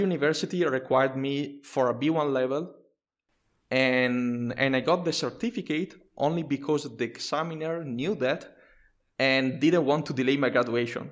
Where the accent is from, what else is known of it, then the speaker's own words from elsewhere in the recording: Italy; English is a second language; I'm a software engineer and a technical writer from, uh, Italy